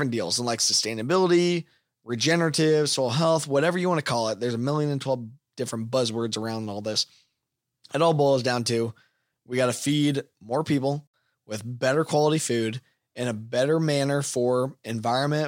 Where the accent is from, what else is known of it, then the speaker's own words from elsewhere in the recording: United States; as American producers